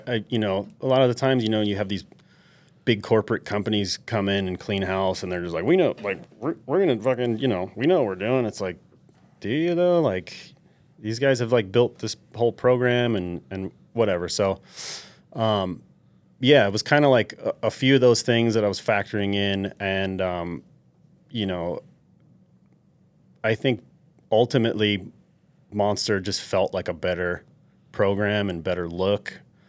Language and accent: English; New York, United States; from a little kid growing up in New York, that always pictured having a backyard. Like, 'cause I grew up in an apartment building and, like, always wanted a backyard.